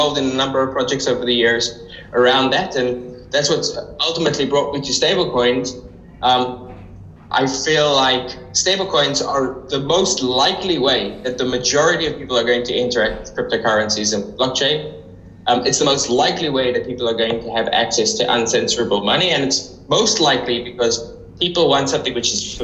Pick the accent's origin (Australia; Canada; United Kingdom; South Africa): South Africa; moved away; I grew up in South Africa